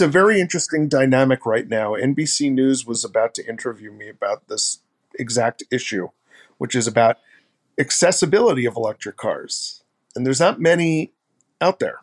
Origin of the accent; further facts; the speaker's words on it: Mount Vernon, New York, United States; I'm from Mount Vernon, New York